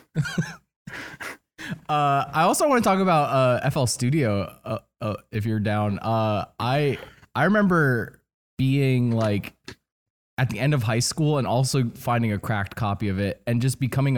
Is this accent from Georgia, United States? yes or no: no; New Jersey, United States; I grew up in New Jersey